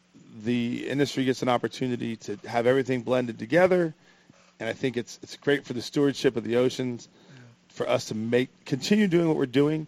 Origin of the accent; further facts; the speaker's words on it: Los Angeles, California, United States; now in Point Loma, San Diego, United States; growing up in Los Angeles and moving to Point Loma